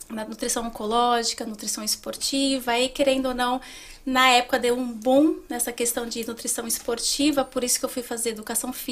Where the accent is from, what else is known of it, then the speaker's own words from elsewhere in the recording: São Paulo, Brazil; Eu sou de São Paulo.